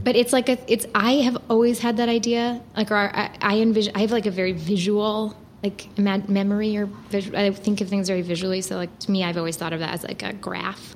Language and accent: English; New York, United States; moved away as an adult; I'm from New York